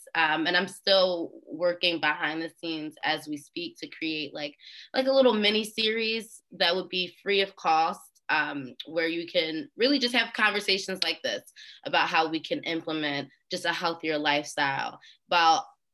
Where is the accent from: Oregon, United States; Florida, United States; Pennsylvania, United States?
Pennsylvania, United States; Philadelphia; I'm from Philly